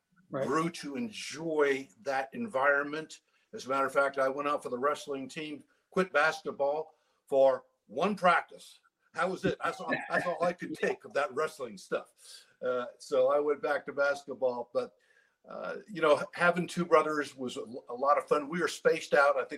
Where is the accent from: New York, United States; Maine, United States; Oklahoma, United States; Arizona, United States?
Maine, United States; I grew up, I was born in Maine.